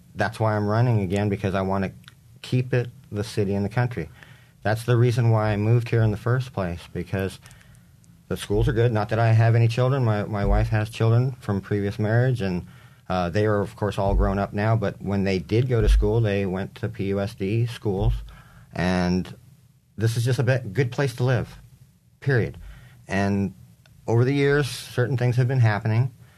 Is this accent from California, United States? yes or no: yes; San Diego, California, United States; also born or lived in Coronado, California / Geneva, Switzerland; moved to University City, by, uh, about two blocks away from U T C. And grew up there as a teenager, graduated U C High, class of ninety